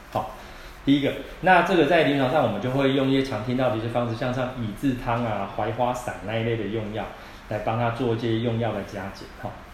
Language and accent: Chinese; Taiwan; 我们台湾人哦，其实吃东西的内容很杂